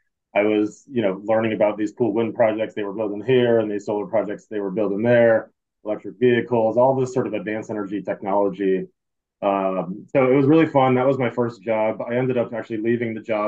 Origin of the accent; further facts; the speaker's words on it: Maine, United States; I'm originally from Maine.